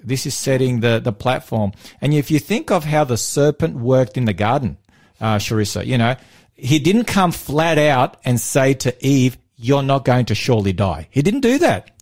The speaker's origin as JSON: {"language": "English", "country": "Australia", "said": "I'm from Australia"}